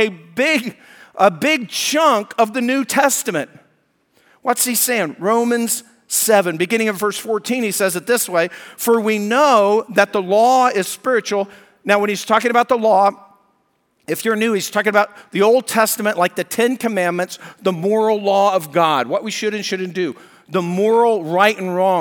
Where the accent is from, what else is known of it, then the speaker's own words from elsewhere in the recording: Colorado, United States; moved away; I was raised in Colorado